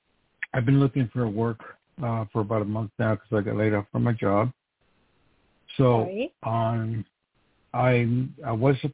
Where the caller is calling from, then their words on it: New York, United States; calling from New York.